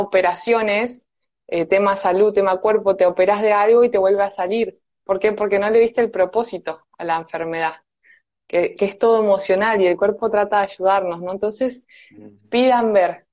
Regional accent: Buenos Aires, Argentina; soy de Buenos Aires, Argentina

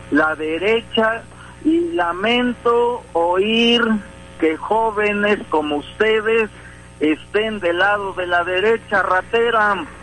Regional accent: Sierra Sur, Oaxaca, Mexico; Soy aquí de la Sierra Sur, pero ahorita estoy aquí en Oaxaca

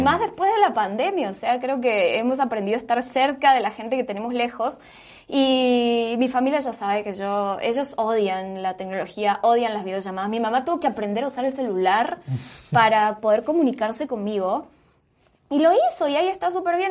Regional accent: Argentina; moved away as an adult; now in Guatemala; me fui de Argentina

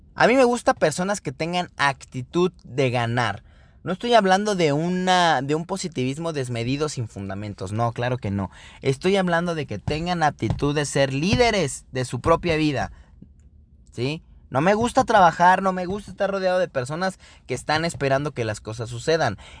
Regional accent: Mexico City, Mexico; now in Querétaro, Mexico; soy originado de la ciudad originario de la Ciudad de México, sin embargo, eh, me considero queretano por adopción

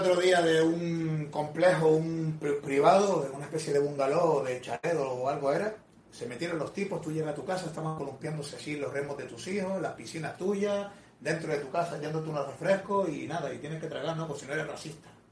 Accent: Canary Islands, Spain; soy de Canarias

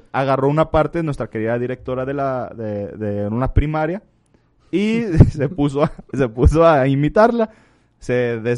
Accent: Mexico; Así somos los mexicanos

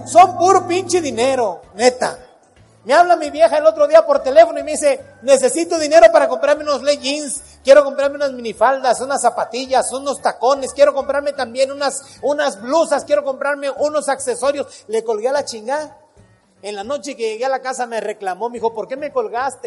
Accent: Acapulco, Guerrero, Mexico; moved away; Cuando voy para mi pueblo, para Acapulco, mi tierra, que voy a ver a mi mamá

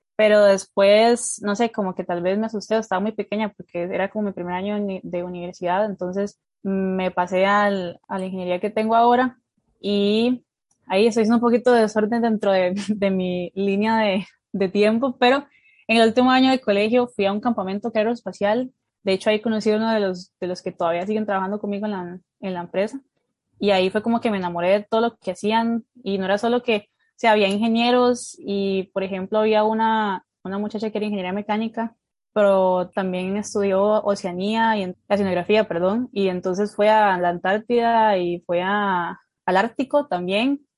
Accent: Turrialba, Cartago, Costa Rica; Yo en el kinder me he metido a baile folclórico de Costa Rica, eh, a un grupo de, bueno, un grupo de Turrialba, pues eh, que, es, que el lugar donde vivo, de mi pueblo

